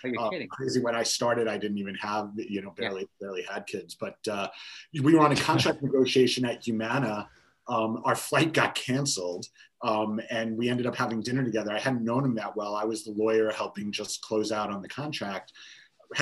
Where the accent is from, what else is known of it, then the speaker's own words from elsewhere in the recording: New York, United States; I'm from New York